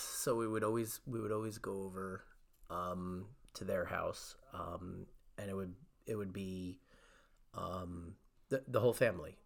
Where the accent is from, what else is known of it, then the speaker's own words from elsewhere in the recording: Cranford, New Jersey, United States; when I grew up in Cranford